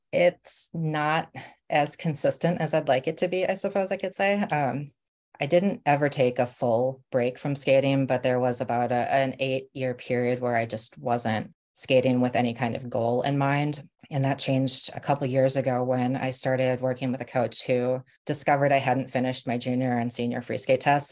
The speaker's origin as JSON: {"language": "English", "town": "Rochester", "region": "Minnesota", "country": "United States", "tie": "born or raised there", "also_born_or_lived": "Nebraska", "moved": "yes", "lives_now": "Bay Area, United States", "said": "we moved from Nebraska to Rochester, Minnesota when I was about seven"}